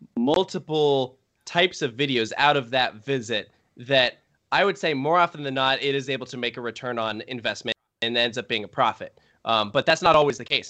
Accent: Richmond, Virginia, United States; I grew up in Richmond

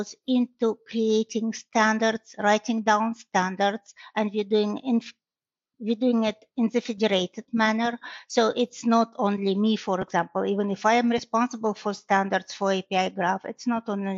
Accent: Russia; moved away as an adult; now in Michigan, United States; Originally, I'm from Russia, but I live in Michigan for more than 25 years

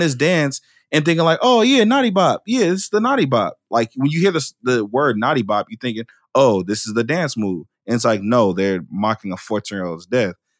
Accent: Oakland, California, United States; I'm from Oakland, right? And I could have been any statistic that came out of Oakland

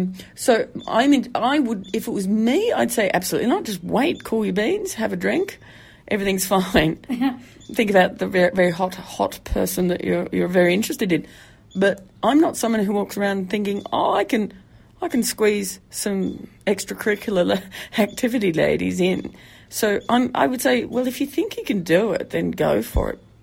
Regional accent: Tasmania, Australia; I hail from a place called Tasmania

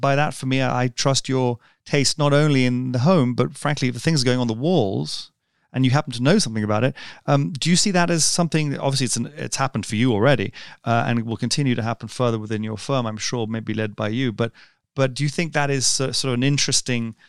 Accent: London, United Kingdom; we were growing up in London

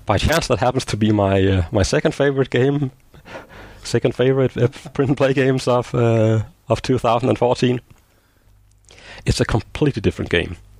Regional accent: Denmark; I'm living in Denmark

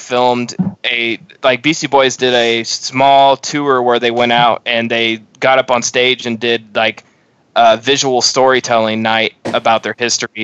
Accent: Midwest, United States; growing up in the Midwest

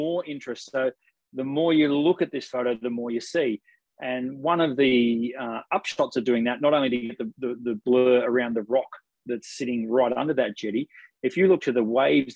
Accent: Ocean Grove, Victoria, Australia; my hometown in Ocean Grove

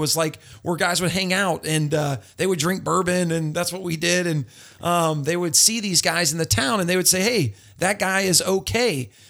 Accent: Apopka, Florida, United States; also born or lived in Louisiana / California; I'm 37 years old. I'm very local to this area. I grew up in Apopka.

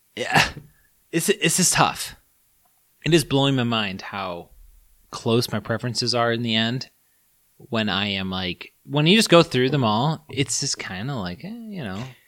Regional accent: United States; I was born in the States

